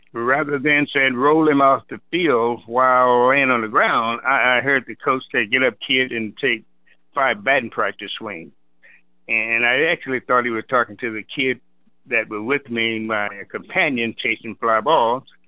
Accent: the South, United States; moved away; growing up in the South

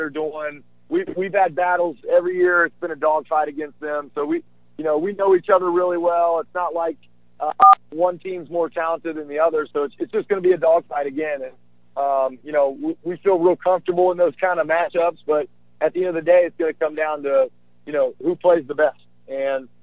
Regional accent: West Virginia, United States; I grew up in West Virginia and earned a scholarship

